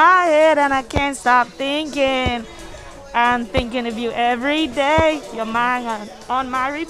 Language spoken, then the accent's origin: English; St. Lucia; I'm from St. Lucia